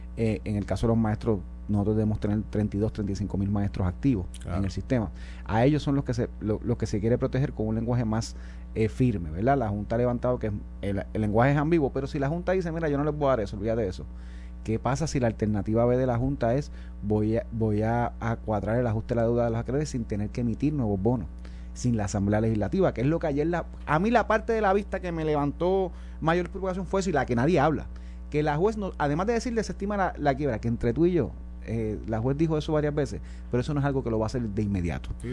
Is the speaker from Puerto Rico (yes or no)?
yes; Puerto Rico; Nosotros como jurisdicción, como puertorriqueños